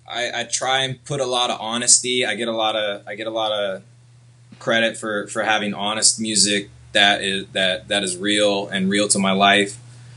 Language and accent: English; Seattle, Washington, United States; I'm from Seattle.